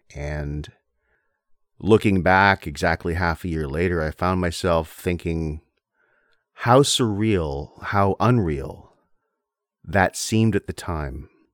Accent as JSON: {"language": "English", "town": "Windsor", "region": "Ontario", "country": "Canada", "tie": "born or raised there", "also_born_or_lived": "South Korea", "moved": "as an adult", "said": "I grew up in Windsor, Ontario"}